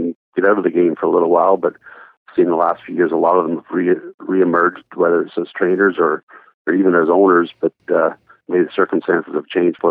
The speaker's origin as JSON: {"language": "English", "town": "Owen Sound", "region": "Ontario", "country": "Canada", "tie": "born or raised there", "said": "I grew up in Owen Sound, and my dad owned some horses"}